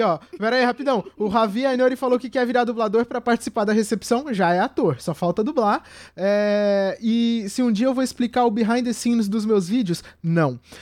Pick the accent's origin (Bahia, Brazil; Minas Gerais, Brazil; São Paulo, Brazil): São Paulo, Brazil; Vale do Paraíba, interior of; do interior de São Paulo, é, do Vale do Paraíba, que é onde eu nasci, onde eu passei a minha infância